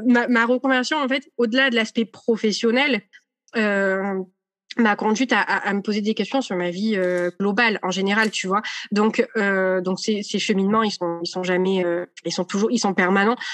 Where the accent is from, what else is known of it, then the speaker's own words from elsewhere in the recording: Marseille, Provence-Alpes-Côte d'Azur, France; je suis marseillaise